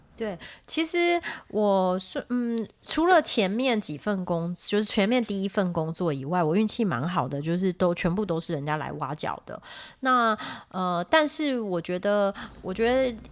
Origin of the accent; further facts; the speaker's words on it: Taiwan; moved away as an adult; now in United States; 因为我是台湾人嘛